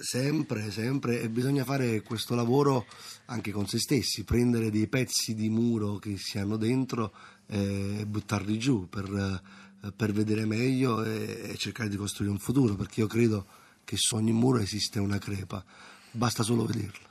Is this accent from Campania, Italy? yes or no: yes; Naples, Campania, Italy; io vengo da Scampia